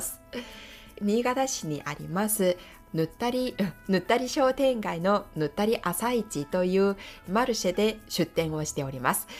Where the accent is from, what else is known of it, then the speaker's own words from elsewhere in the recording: South Korea; first language Korean; Japanese is a second language; moved away as an adult; now in Japan; 私がね生まれ育ったところ